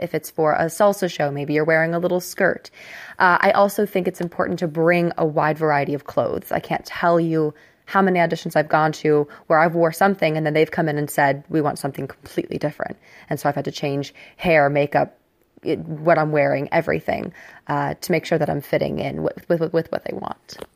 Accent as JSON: {"language": "English", "town": "Cincinnati", "region": "Ohio", "country": "United States", "also_born_or_lived": "New York City", "moved": "yes", "lives_now": "Houston, United States", "said": "I am actually from Cincinnati, Ohio, and right now I split my time between Houston, Texas, and New York City"}